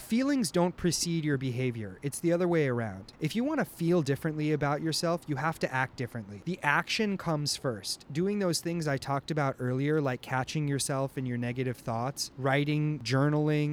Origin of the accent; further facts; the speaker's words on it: Los Angeles, California, United States; I'm from Los Angeles